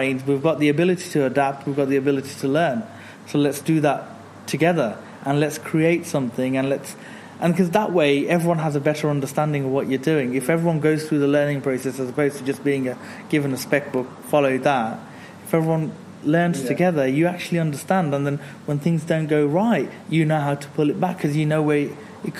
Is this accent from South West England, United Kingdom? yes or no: no; Birmingham, West Midlands, United Kingdom; I was born a mile and a half from here at Dudley Road Hospital. I grew up in that direction to my right in an area called Aston. I grew up there